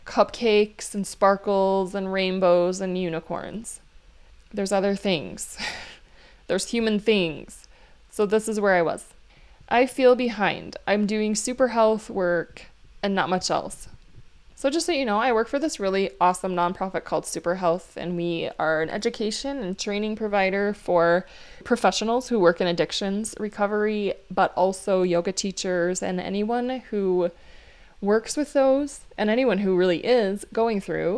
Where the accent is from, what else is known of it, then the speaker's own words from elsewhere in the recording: Minnesota, United States; also born or lived in Hawaii; And where are you from? Minnesota, I guess, because I don't live in Hawaii right now, and I would feel like not right saying it, that I'm from Hawaii.